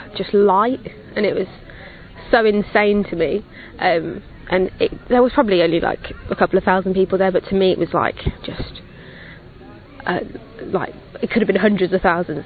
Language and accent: English; England, United Kingdom; I'm 21 and I'm from England